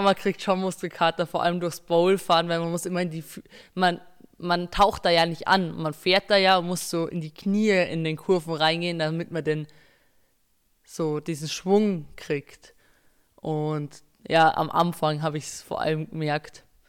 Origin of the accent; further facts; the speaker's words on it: Berchtesgaden, Bavaria, Germany; ich bin 17 Jahre alt, bin aus Berchtesgaden